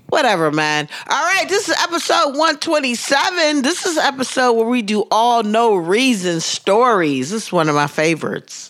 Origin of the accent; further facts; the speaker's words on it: Pittsburgh, Pennsylvania, United States; accent: Pittsburgh; moved away; my Pittsburgh accent